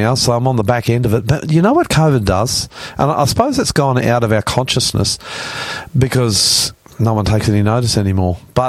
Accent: Australia; I'm the Aussie pastor coming to you from our studios in northwest Sydney

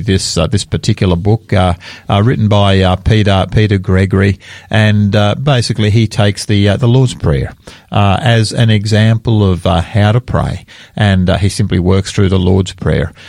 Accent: Australia; I'm an Australian and I'm very proud of being an Australian

